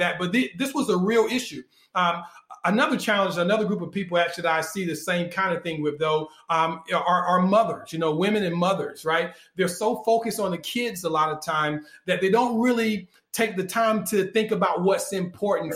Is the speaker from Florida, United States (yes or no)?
no; North Carolina, United States; I was born in North Carolina